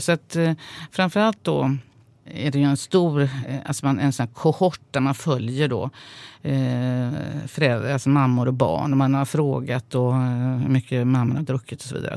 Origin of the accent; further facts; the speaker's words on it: Sweden; jag är ju uppvuxen i Sverige